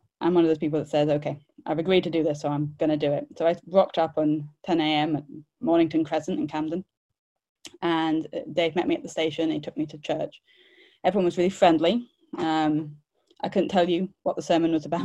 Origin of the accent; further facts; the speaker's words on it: India; moved away as an adult; also born or lived in London; I grew up in India, so I grew up around most of the world religions at various times